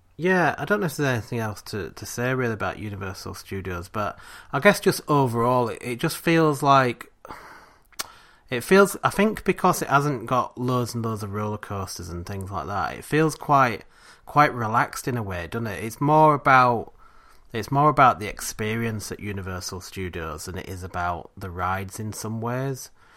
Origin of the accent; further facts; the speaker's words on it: England, United Kingdom; we're English